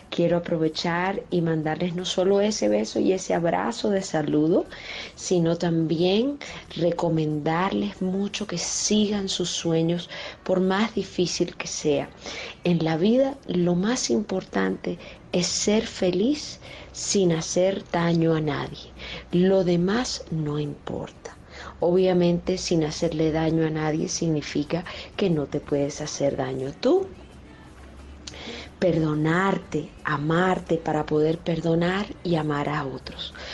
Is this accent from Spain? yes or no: no; Colombia; yo soy cantante colombiana.